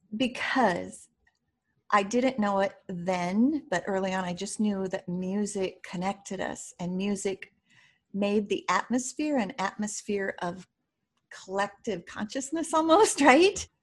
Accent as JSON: {"language": "English", "town": "Primghar", "region": "Iowa", "country": "United States", "tie": "born or raised there", "said": "I grew up in a small, small town in Iowa. I'm an Iowa farm girl, and it's called Primgar"}